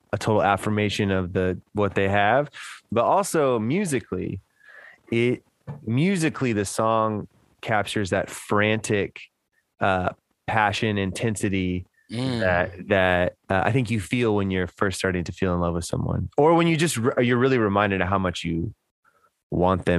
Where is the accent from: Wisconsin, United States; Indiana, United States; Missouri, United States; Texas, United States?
Texas, United States; Houston; growing up in Houston in the, you know, late 90s, early 2000s